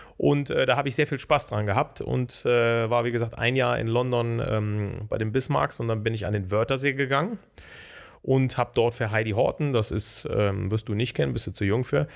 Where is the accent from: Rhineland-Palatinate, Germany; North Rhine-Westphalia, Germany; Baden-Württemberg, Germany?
North Rhine-Westphalia, Germany; Bonn; ich komme ja aus Bonn, habe, ähm, bin gebürtiger Grau-Rheindorfer. Das ist der älteste Stadtteil Bonns